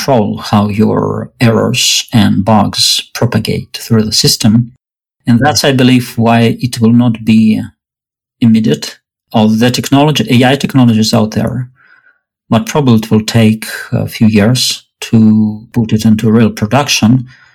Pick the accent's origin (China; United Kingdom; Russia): Russia; moved away as an adult; now in Berkeley, United States; I grew up in Russia. I moved to US about 6 years ago.